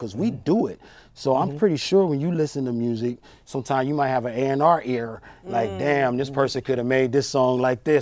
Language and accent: English; Long Beach, California, United States; I grew up in Long Beach, California